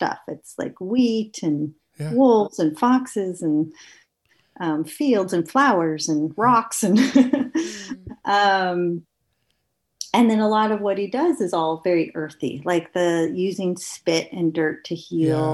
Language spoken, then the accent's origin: English; United States; moved away as an adult; now in Canada; I'm from the States